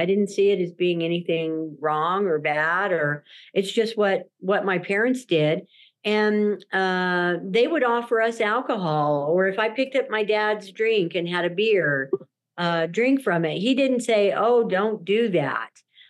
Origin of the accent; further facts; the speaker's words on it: Durango, Colorado, United States; born there; now in Salt Lake City, United States; And so my home is in Salt Lake City, Utah, but I call myself a Four Corners girl. I was born in Durango, Colorado.